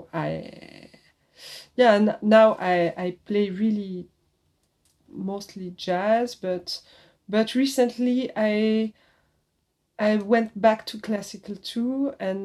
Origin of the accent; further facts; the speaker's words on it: Switzerland; moved away as an adult; also born or lived in Paris, France; now in France; I was in Switzerland. I was born in Switzerland.